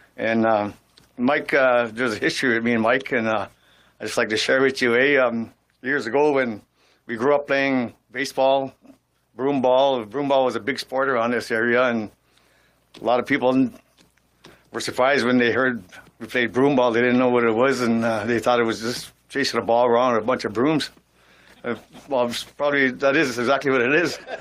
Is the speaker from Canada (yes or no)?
yes; Sault Ste. Marie, Ontario, Canada; growing up in Sault Ste. Marie